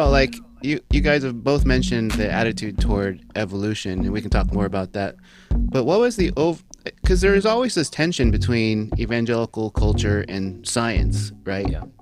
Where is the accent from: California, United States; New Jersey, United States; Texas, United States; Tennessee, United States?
California, United States; Arcadia; born or raised there